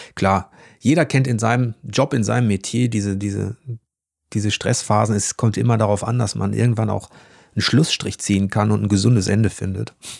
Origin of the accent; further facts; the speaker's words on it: Ruhr area, North Rhine-Westphalia, Germany; ich komme aus dem Ruhrgebiet